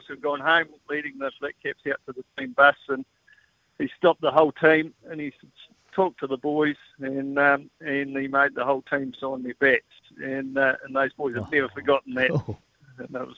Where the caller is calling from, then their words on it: Taihape, Manawatū-Whanganui, New Zealand; Oh, I'm in Taihape.